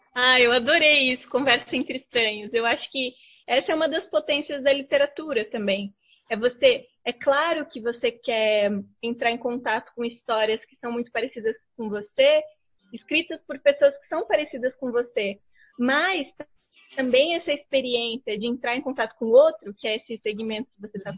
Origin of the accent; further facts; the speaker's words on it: São Paulo, Brazil; moved away as an adult; now in Curitiba, Brazil; eu cheguei aqui em Curitiba, porque eu sou de São Paulo, moro aqui há uhum. quase oito anos